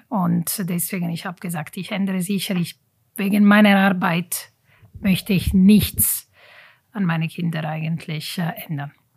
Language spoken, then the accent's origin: German; Italy; German is a second language; moved away as an adult; also born or lived in German-speaking Switzerland; now in Switzerland; Leben als Italienerin hier in der deutschen Schweiz